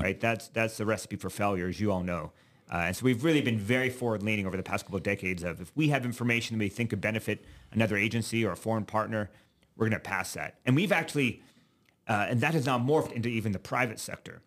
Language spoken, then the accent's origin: English; Alabama, United States; moved away as an adult; also born or lived in Virginia / New York City, United States; now in Nebraska, United States; I grew up mostly in Alabama